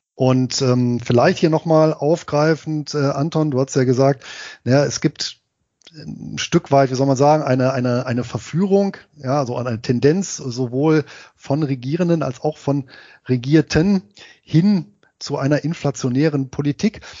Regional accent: Harz, Germany; Da gibt es in meiner Heimatstadt eine Abschlussveranstaltung, nämlich einen Halbmarathon, allerdings eben als Trail, also sprich als Geländelauf und das Ganze im Harz

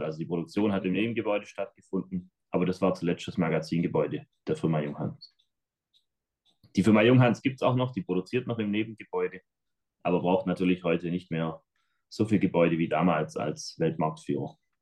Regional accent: Schramberg, Baden-Württemberg, Germany; accent: Swabian / Black Forest dialect; Bamberg liegt im Schwarzwald, hört man vielleicht auch an unserem Dialekt dann nachher. Ähm, wir sind im Schwäbischen.

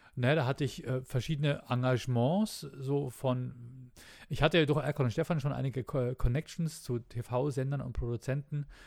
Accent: Bavaria, Germany; bei uns in Bayern

